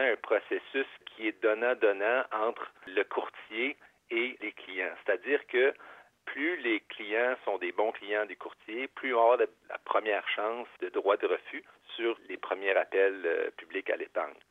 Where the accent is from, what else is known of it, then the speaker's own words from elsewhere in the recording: Quebec, Canada; on est québécois